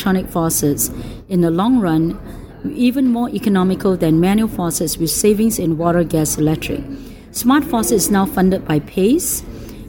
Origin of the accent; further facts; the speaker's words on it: Singapore; moved away; I came from Singapore. I graduated with the University of Singapore